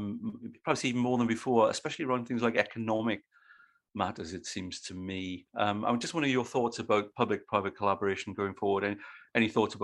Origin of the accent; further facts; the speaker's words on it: Australia; But as an Australian of Britishness, as it were, myself, the thing I think is quite funny is that it's the two cultures are quite similar in one respect